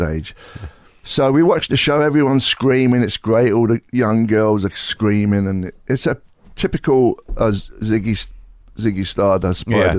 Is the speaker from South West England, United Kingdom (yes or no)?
no; London, United Kingdom; West London.